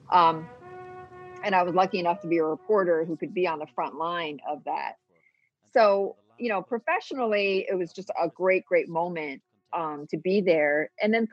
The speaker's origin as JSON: {"language": "English", "country": "Hong Kong", "tie": "born there", "said": "I was born in Hong Kong, so it's and I'm a permanent resident there"}